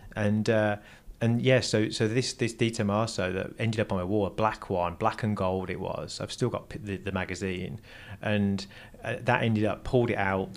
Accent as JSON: {"language": "English", "town": "Lichfield", "region": "West Midlands", "country": "United Kingdom", "tie": "born or raised there", "also_born_or_lived": "Burton upon Trent", "moved": "as an adult", "lives_now": "Los Angeles, United States", "said": "I was born in a place called Burton upon Trent"}